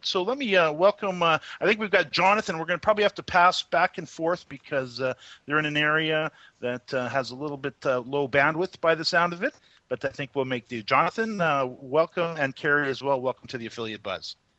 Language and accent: English; Canada; as a Canadian